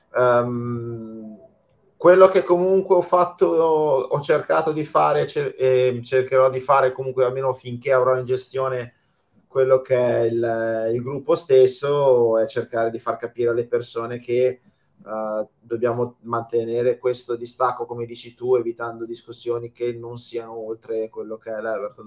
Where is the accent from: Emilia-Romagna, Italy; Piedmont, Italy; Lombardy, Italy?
Lombardy, Italy; Milan; io sono di Milano, eh, ma non milanese perché i miei genitori vengono da fuori